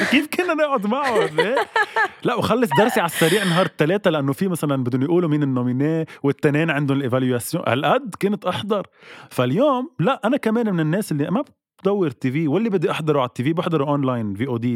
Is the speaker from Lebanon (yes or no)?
yes; Lebanon; نحن كلبنانية اكيد فينا نعيش بلا تلفزيون